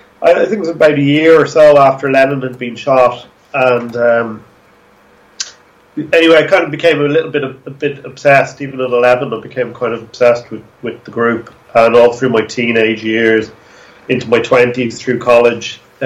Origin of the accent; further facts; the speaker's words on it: Dublin, Leinster, Ireland; Okay, well, I'm actually from Dublin, so you're still interviewing an East Coast.